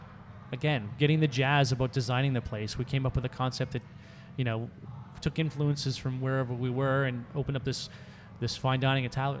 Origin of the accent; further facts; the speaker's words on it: Canada; I'm Canadian